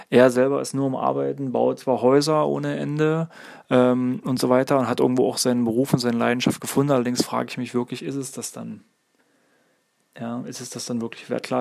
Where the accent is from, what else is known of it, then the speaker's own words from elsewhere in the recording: East Germany, Germany; ich bin zum Beispiel in der DDR groß geworden, da war das zum Beispiel sehr üblich, dass beide Partner in Lohn und Brot standen.